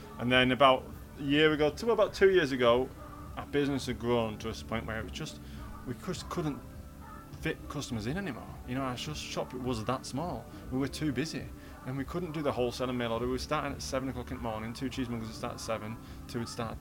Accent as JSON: {"language": "English", "region": "Yorkshire and the Humber", "country": "United Kingdom", "said": "I'm a Yorkshireman"}